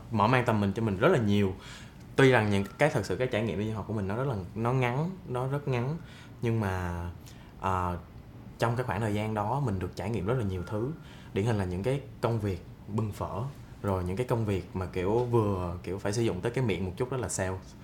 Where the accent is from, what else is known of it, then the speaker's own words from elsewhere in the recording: Binh Phuoc, Vietnam; moved away as an adult; mình xuất thân từ một vùng quê mình ở bình phước và cái chỗ của mình là sát biên giới campuchia luôn